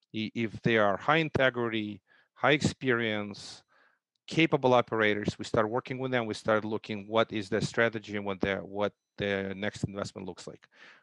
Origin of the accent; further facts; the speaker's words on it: Russia; There was, at least I grew up during socialism. You live in a government apartment.